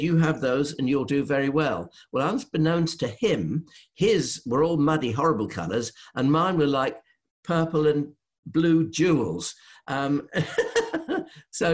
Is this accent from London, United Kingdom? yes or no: no; Northeast Norfolk, East of England, United Kingdom; I'm from Northeast Norfolk.